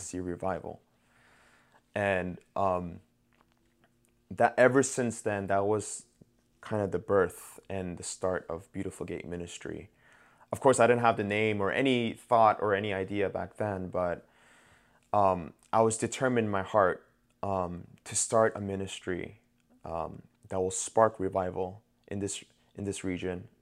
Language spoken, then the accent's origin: English; New York, United States; I'm from New York